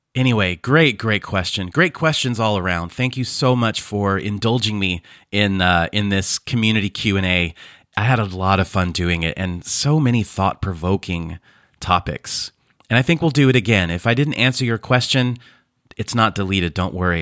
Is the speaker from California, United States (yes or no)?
yes; Fresno, California, United States; moved away as an adult; now in Croatia; I was born and raised in Fresno, California.